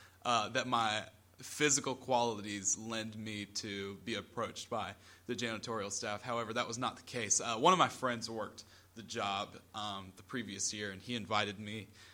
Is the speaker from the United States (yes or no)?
yes; South Carolina, United States; so you grew up in the Upstate. I grew up in the Midlands, which really doesn't have too much of an effect, but different areas.